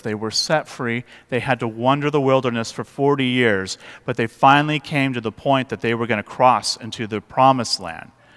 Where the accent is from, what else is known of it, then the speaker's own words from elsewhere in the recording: West Coast, United States; moved away; I grew up on the West Coast